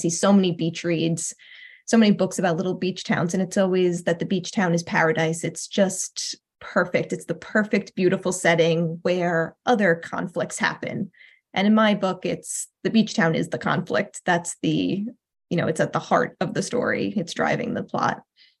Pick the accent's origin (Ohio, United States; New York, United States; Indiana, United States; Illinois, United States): New York, United States; New Suffolk; I grew up in New Suffolk. I went to a little red schoolhouse that has 3 rooms.